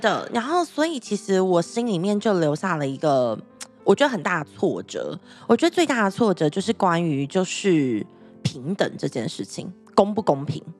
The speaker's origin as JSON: {"language": "Chinese", "town": "Taichung", "country": "Taiwan", "said": "我那时候我是台中人，所以我要嗯。在台中就是读书嘛，上课"}